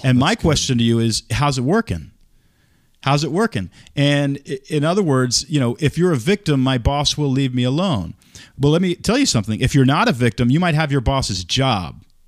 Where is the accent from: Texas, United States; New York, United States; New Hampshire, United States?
Texas, United States; moved away; also born or lived in Oregon; I grew up in Texas